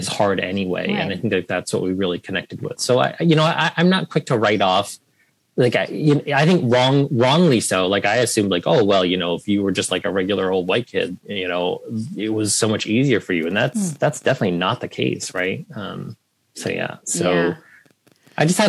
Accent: Carlisle, Pennsylvania, United States; also born or lived in Vietnam; I grew up in Carlisle, Pennsylvania as, you know, the only Vietnamese refugee kid and family for as far as we could see

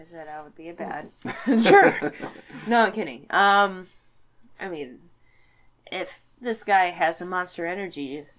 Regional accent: Midwest, United States; also born or lived in Detroit / Chicago; It's the Midwest. And I'm a Midwesterner.

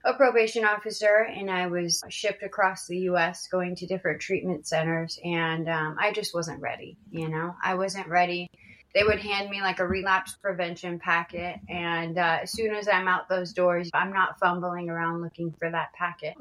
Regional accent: Washington, United States; I grew up in Washington State, not to be confused with Washington, D.C.

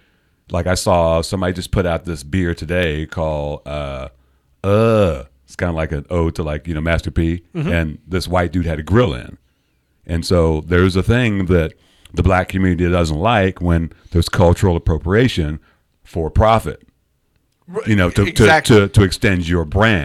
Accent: United Kingdom; moved away; I'm British.

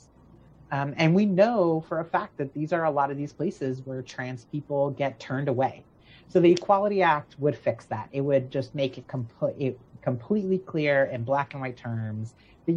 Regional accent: Florida, United States; where I'm from, my hometown is Florida

